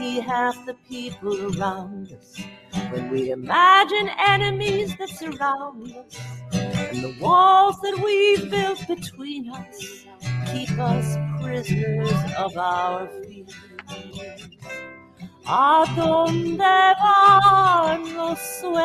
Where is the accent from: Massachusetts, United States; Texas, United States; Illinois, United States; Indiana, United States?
Texas, United States; Dallas; I'm from Dallas